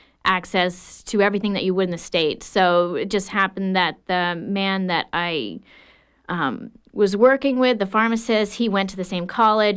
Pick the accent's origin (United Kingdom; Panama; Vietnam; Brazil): Panama; What happened was I grew up in the Republic of Panama. My dad was a pilot on the canal.